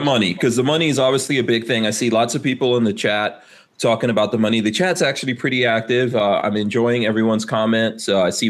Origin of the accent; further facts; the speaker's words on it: Guyana; born there; including where I was born in Guyana